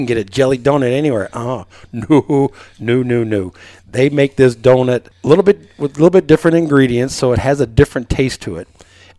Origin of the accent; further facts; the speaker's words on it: Waukegan, Illinois, United States; moved away as an adult; also born or lived in East Coast; As I said … I graduated from then Waukegan East High School, the original home of the Bulldogs.